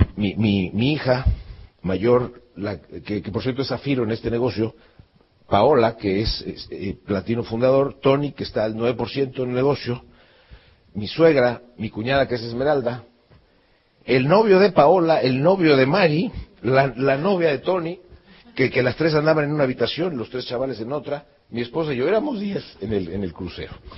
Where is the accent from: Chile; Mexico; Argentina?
Mexico; yo salí de México